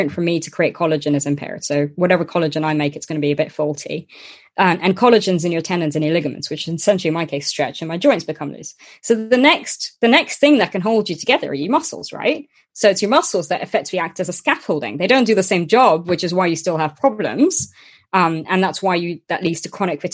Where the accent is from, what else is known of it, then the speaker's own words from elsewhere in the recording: Luxembourg; I was born and grew up in Luxembourg